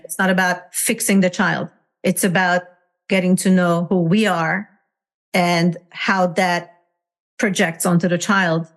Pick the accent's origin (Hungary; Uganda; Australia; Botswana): Hungary; English is a second language; moved away as an adult; now in United States; I was born and raised in Hungary, communist Hungary. And I uh, came to the United States um, when I was 21 years old